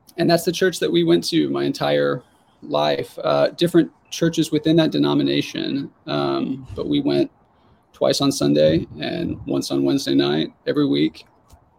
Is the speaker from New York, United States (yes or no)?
no; Jonesboro, Arkansas, United States; In Jonesboro, Arkansas, which is where I grew up